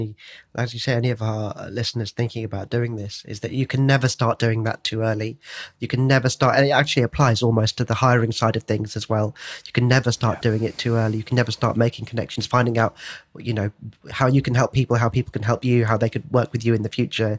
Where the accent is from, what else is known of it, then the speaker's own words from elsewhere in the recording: United Kingdom; Brits, we